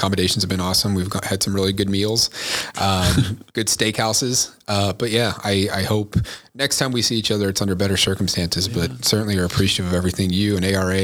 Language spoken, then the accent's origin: English; Texas, United States; now in Naperville, United States; growing up in Texas, I don't think we ever had any major tornadoes, at least where I'm from, that hit our town.